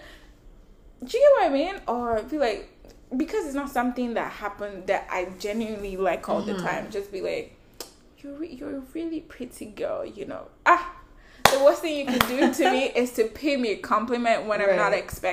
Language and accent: English; Nigeria; I'm Nigerian